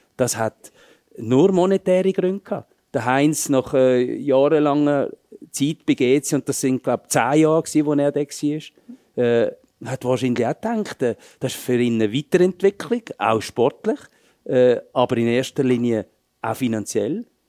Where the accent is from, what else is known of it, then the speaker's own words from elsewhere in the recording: Switzerland; moved away as an adult; also born or lived in Dortmund; bei uns in der Schweiz